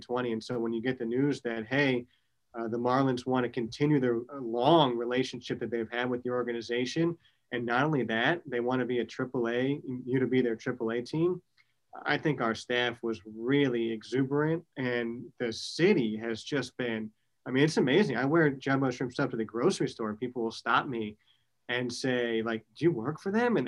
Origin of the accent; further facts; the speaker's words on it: United States; now in Jacksonville, United States; We grew up in New York and New Jersey